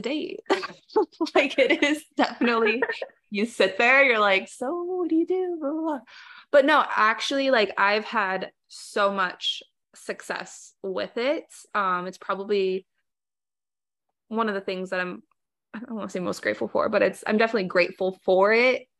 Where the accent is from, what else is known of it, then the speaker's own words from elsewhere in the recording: South Florida, United States; I came back to South Florida after undergrad